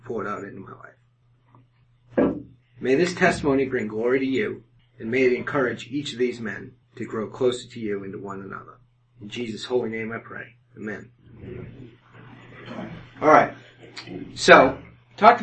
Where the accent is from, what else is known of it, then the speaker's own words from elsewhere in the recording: Haverhill, Massachusetts, United States; moved away; I grew up in Haverhill, Massachusetts, which is a working class suburb